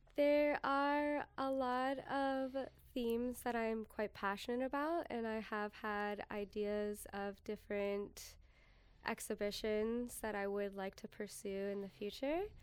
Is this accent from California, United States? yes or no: yes; San Diego, California, United States; now in Appleton, United States; growing up in San Diego in the desert